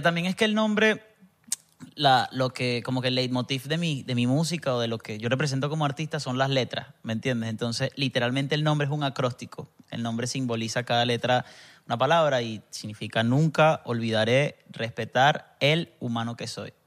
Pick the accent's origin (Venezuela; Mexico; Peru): Venezuela; Barinas; moved away; also born or lived in Zulia; Eh, como nací en el Zulia, pero crecí en Barinas.